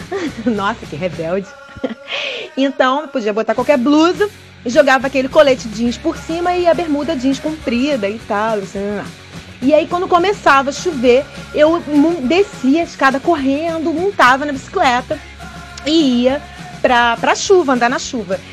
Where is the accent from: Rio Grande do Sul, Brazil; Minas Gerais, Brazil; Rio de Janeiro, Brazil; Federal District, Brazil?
Rio de Janeiro, Brazil; Duque de Caxias; Eu sou de Duque de Caxias.